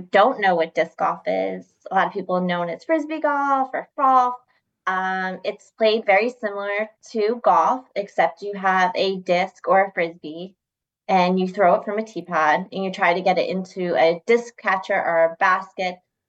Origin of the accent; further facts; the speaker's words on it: Reading, Pennsylvania, United States; I'm from Reading, Pennsylvania.